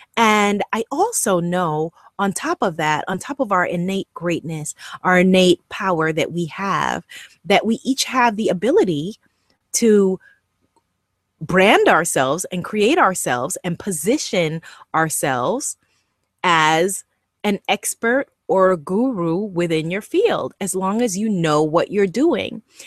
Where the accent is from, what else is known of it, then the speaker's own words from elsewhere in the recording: Guyana; accent: Guyanese English; first language Guyanese English; my first language was Guyanese English